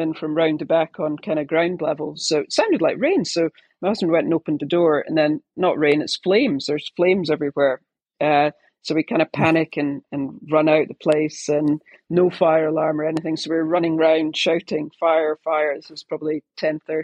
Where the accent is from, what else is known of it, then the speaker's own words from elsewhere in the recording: United Kingdom; being British